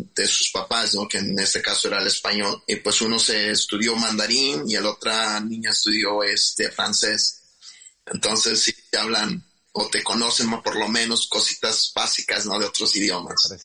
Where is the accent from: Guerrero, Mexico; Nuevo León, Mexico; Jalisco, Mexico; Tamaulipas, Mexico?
Guerrero, Mexico; Huitzuco; now in Chicago, United States; yo nací en, en Huitzuco, Guerrero, y pues eh, siempre crecí un niño muy inquieto